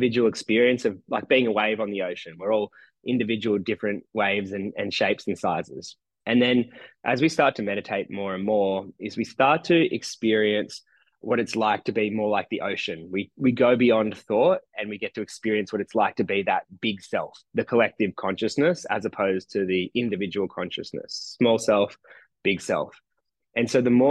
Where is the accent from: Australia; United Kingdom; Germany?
Australia; Nowra, New South Wales; moved away as an adult; also born or lived in New York; now in Nowra, Australia; my hometown of Nowra on the south coast of New South